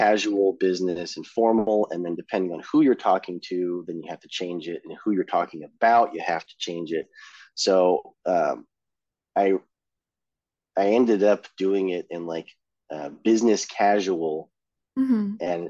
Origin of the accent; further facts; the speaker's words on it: California, United States; accent: California; I'm from California, so I have a California accent